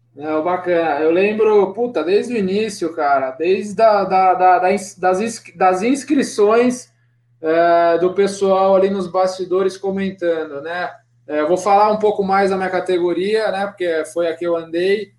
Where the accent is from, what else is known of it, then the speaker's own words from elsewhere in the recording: Piracicaba, São Paulo, Brazil; also born or lived in Sorocaba; onde eu nasci também, Piracicaba